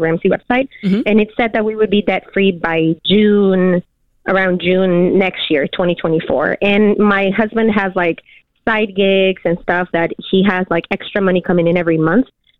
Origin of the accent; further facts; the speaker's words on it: Peru; now in Oceanside, United States; I'm from Peru